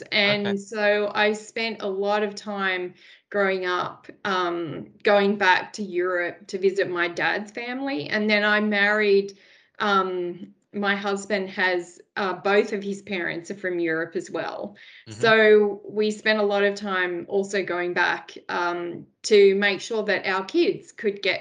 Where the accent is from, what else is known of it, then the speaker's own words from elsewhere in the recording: Sydney, New South Wales, Australia; So I am from the Sutherland Shire in Sydney. I was born and bred there.